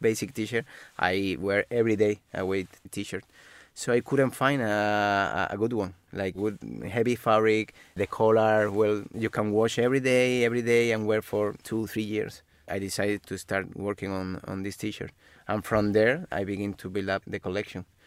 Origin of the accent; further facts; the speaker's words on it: Malaga, Andalusia, Spain; moved away; also born or lived in Madrid; originally we are, we are from Malaga, but we already live in Madrid at that time.